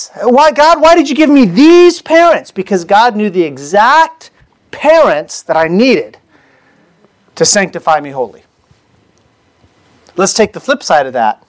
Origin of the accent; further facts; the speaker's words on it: United States; I was born in the United States